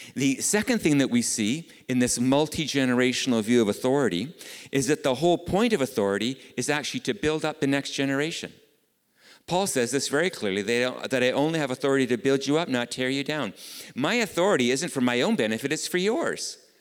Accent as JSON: {"language": "English", "country": "Canada", "tie": "born or raised there", "said": "being Canadian, I am raised in a relatively individualistic society"}